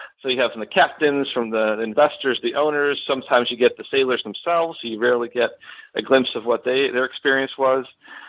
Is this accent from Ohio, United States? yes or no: no; Buffalo, New York, United States; moved away as an adult; now in Florida, United States; So I am originally from Western New York. I grew up in the Buffalo area, and I moved down to Florida in 2010